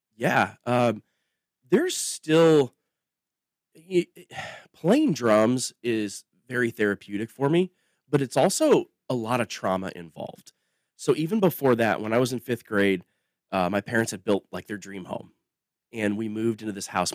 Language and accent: English; across the river from Davenport, Iowa, Illinois, United States; moved away as an adult; now in Nashville, United States; I grew up on the Mississippi River in, uh, in a place that was a blues town